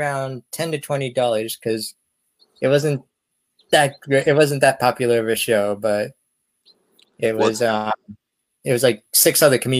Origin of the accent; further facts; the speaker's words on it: Erie, Pennsylvania, United States; I'm from Erie, Pennsylvania.